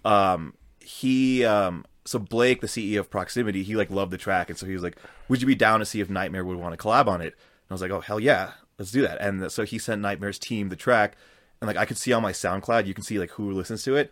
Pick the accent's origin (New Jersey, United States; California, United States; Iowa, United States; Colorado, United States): Colorado, United States; I grew up in Colorado